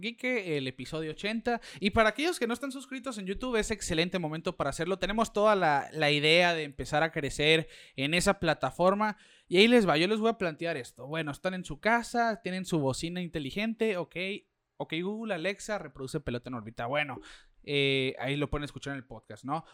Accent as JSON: {"language": "Spanish", "country": "Mexico", "said": "como mexicano"}